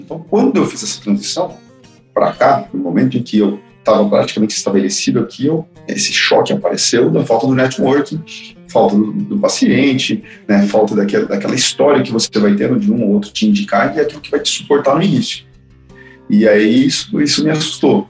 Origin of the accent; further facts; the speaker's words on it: Campo Grande, Mato Grosso do Sul, Brazil; now in São Paulo, Brazil; mudei de cidade, sou de Campo Grande, Mato Grosso do Sul, vim pra São Paulo